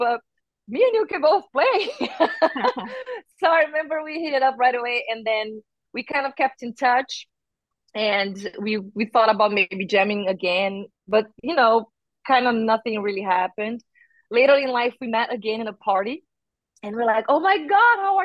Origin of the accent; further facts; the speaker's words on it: Brazil; moved away as an adult; now in United States; I'm from Brazil and I lived more than half of my life there